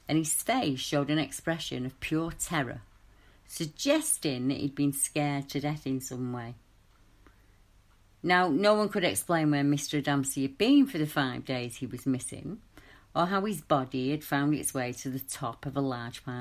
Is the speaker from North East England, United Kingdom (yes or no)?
no; Little Hulton, North West England, United Kingdom; in my hometown of Little Hulton